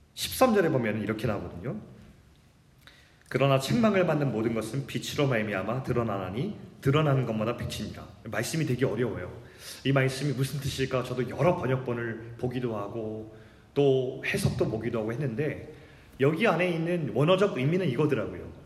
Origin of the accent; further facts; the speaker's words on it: South Korea; also born or lived in Jamsil, Seoul; 거기서 태어났는데 제 아버지가 농촌 목회를 하신다고 태어난 지 제가 몇 개월 되지 않아 가지고 정말 시골로 갔어요. 그때부터 이제 시골의 라이프가 이제 시작됩니다